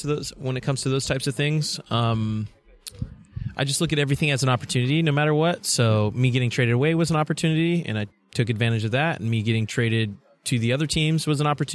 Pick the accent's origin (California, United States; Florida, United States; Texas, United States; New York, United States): California, United States; Bakersfield; Bakersfield, originally. California.